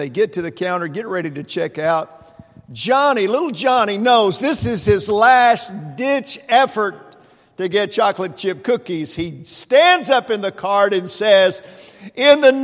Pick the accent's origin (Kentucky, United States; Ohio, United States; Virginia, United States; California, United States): Kentucky, United States; Mayfield; moved away; my hometown of Mayfield, Kentucky